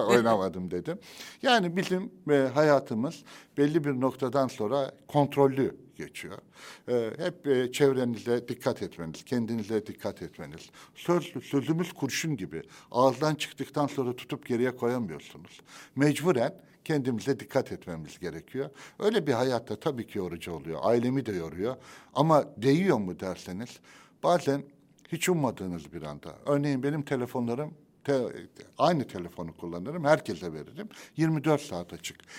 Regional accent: Adapazarı, Sakarya, Turkey; Adapazarı'nda benim kentimi çok seviyorum

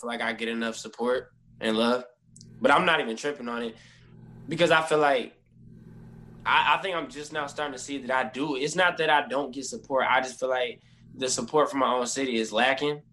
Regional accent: Toledo, Ohio, United States; I'm from Toledo, Ohio, born and raised.

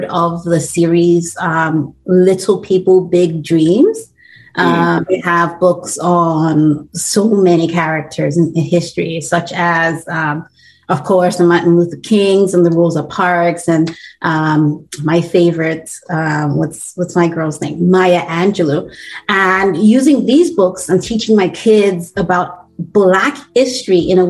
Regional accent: Edo, Nigeria; moved away as an adult; now in Canada; I am Nigerian. I was born in Nigeria.

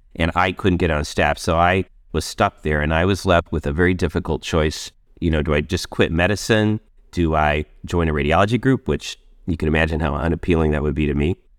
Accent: northeastern Arizona, United States; moved away as an adult; also born or lived in Indiana / Minneapolis / Miami; I grew up in Indiana, and age five, moved to Arizona, where I lived in northeastern Arizona, just off the Navajo Indian Reservation

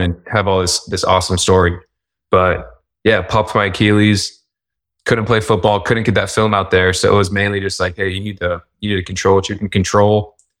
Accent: Tucson, Arizona, United States; moved away as an adult; also born or lived in New Orleans, Louisiana / Utah; I grew up in Tucson, Arizona

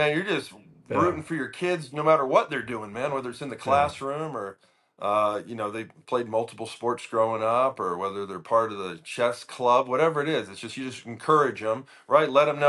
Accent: North Carolina, United States; I grew up in North Carolina.

